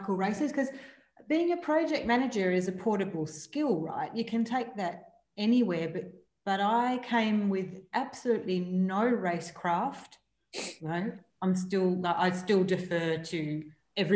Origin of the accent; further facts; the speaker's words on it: Corrigin, Western Australia, Australia; we were country kids. Brendon, Beverly, grew up in Beverly, and I grew up in Corrigan